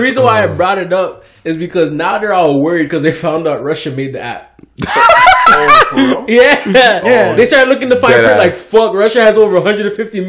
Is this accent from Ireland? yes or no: no; Canada; I'm Canadian.